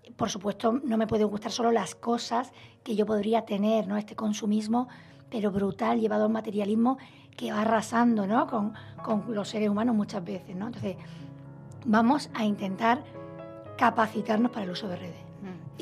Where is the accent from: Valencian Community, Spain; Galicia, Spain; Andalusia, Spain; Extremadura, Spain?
Andalusia, Spain; Málaga; moved away as an adult; also born or lived in Madrid; yo soy de Málaga, estudié en Madrid la carrera, me he trasladado muchas veces de ciudad